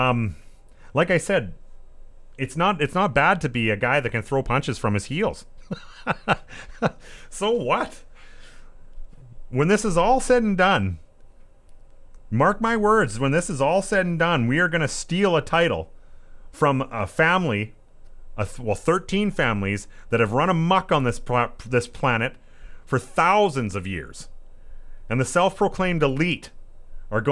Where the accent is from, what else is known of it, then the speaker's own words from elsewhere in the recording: Southeast Saskatchewan, Canada; I'm on the rodeo committee for my hometown. Here in Southeast Saskatchewan